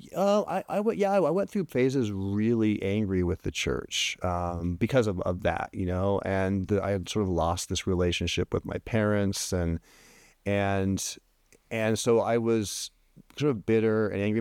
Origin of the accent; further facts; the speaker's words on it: Oregon, United States; moved away; I grew up in Oregon